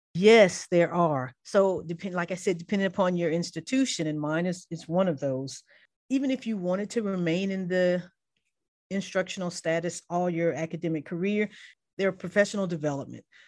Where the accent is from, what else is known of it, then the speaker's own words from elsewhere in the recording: Mobile, Alabama, United States; I grew up in Mobile, Alabama